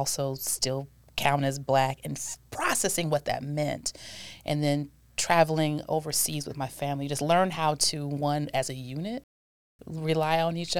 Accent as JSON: {"language": "English", "town": "Milwaukee", "region": "Wisconsin", "country": "United States", "tie": "born there", "said": "No, I was born in Milwaukee, and I'm an Army brat."}